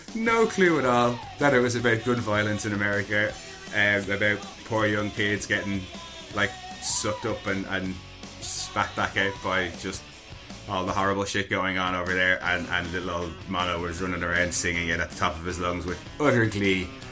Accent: Ireland; I was born screaming in Ireland

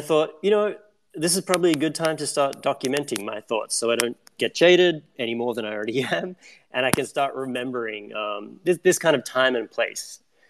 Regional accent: Australia; now in New York, United States; Back in 2008, I moved to New York in 2007. And when I moved here, I'm still based in New York now, I came from Australia.

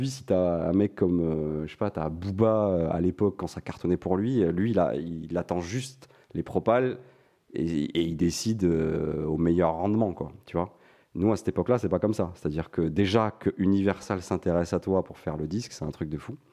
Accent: Montpellier, Occitania, France; now in Paris, France; moi, je venais, je venais de Montpellier, mais je m'étais installé sur Paris.

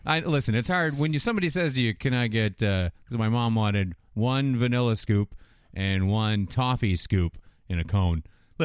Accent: Canada; I know we're from Canada, yeah.

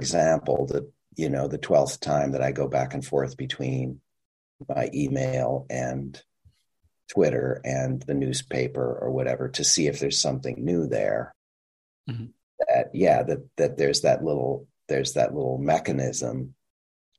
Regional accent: Minnesota, United States; I'm from Minnesota

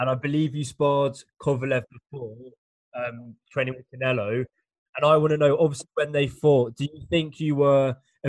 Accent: England, United Kingdom; I'm coming from England

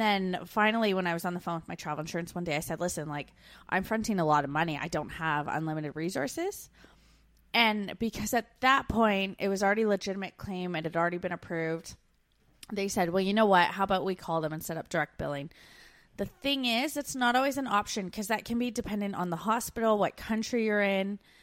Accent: Canada; moved away as an adult

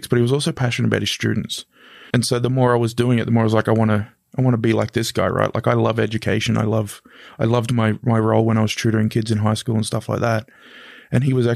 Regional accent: Mackay, Queensland, Australia; moved away as an adult; now in Canberra, Australia; I grew up in Mackay in North Queensland

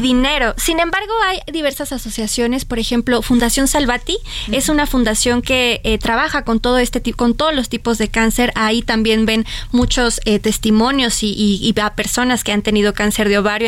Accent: Mexico; como mexicanos

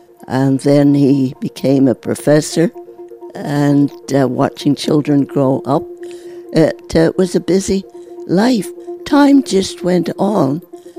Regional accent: Montreal, Quebec, Canada; I was born in Montreal, 1917.

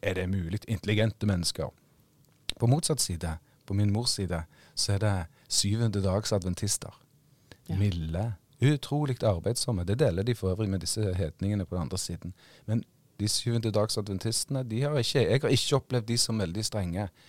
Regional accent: Western Norway, Norway; jeg er vestlending

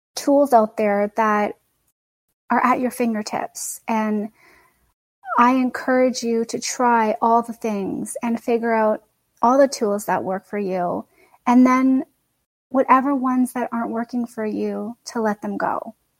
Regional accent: Canada; I'm Canadian born and raised.

